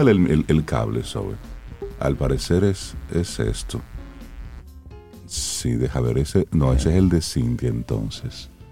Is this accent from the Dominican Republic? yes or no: yes; Salcedo, Hermanas Mirabal, Dominican Republic; el carnaval de Salcedo, que es el que yo más conozco porque es de mi pueblo